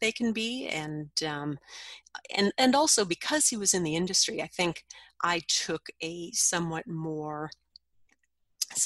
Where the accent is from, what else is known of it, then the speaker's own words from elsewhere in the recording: Minnesota, United States; my home state of Minnesota